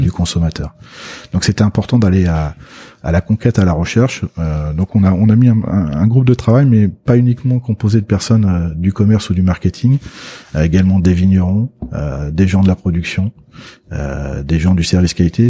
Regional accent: Loire, France; je suis de la Loire

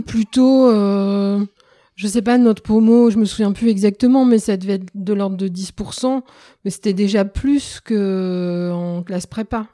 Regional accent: Roubaix, Hauts-de-France, France; also born or lived in Lyon; j'ai grandi à Roubaix

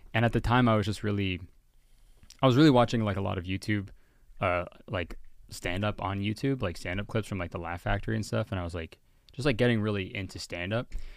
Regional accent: Whitby, Ontario, Canada; also born or lived in Hamilton, Ontario / Toronto, Ontario; I grew up in Whitby, Ontario

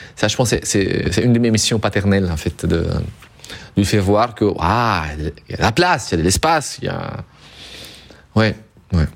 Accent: Southern Italy, Italy; moved away as an adult; also born or lived in northern Europe; je viens du sud de l'Italie

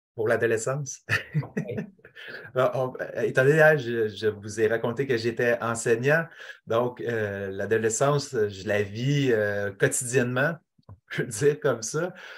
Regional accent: Quebec, Canada; also born or lived in Nunavik; en tant que Québécois

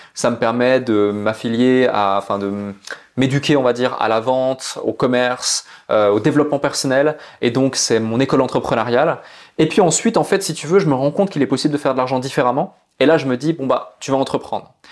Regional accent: Switzerland; je suis né en Suisse, dans une petite ville où il y avait plus de vaches que d'habitants

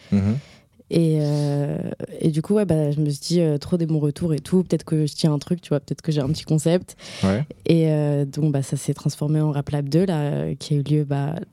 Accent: Morocco; now in France; J'ai grandi au Maroc

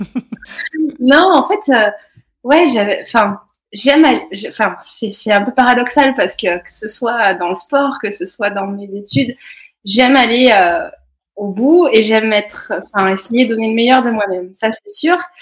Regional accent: Cantal, near Saint-Flour, Auvergne-Rhône-Alpes, France; now in Haute-Savoie, France; je suis née dans le Cantal, à côté de saint four

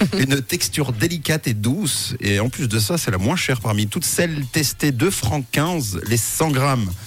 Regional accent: Switzerland; chez nous en Suisse

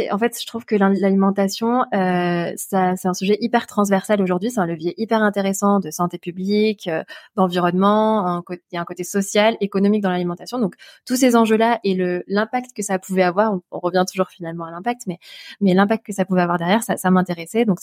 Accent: Albi, Occitania, France; born there; now in Montpellier, France; je suis née à Albi, euh, qui, est, qui, donc une jolie ville dans le sud-ouest euh, de la France, à côté de Toulouse, pour ceux qui connaissent pas.

